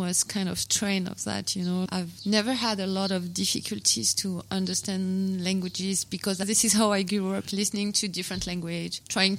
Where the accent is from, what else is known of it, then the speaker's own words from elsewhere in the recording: Beauvais, Hauts-de-France, France; Yeah, I grew up in Beauvais. My story is that my grandfather came to France and he is from Algeria. There is a historic connection between Algeria and France because Algeria was a French colony.